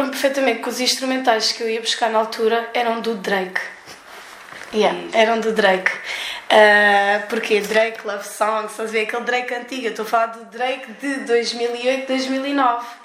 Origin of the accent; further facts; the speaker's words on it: Brussels, Brussels-Capital Region, Belgium; nasci em 93 e nasci no estrangeiro, em Bruxelas.